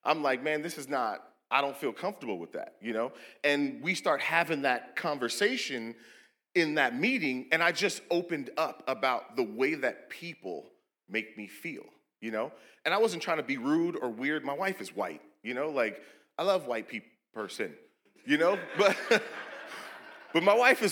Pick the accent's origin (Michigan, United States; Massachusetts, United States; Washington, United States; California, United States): Washington, United States; Seattle; We're from Seattle